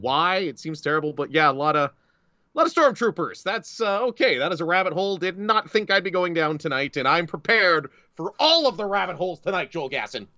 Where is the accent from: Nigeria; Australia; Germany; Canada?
Canada; Northern Ontario; I grew up in Northern Ontario